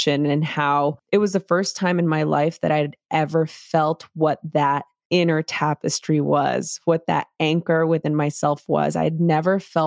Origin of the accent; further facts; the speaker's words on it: Los Angeles, California, United States; I grew up in East LA during the LA riots in a very chaotic environment.